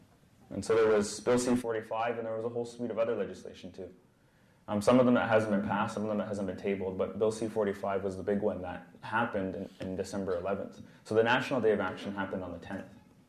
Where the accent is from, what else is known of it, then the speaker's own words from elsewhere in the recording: North Vancouver, British Columbia, Canada; I'm Skotmish. I come from the village of Humaltiston. I grew up in North Vancouver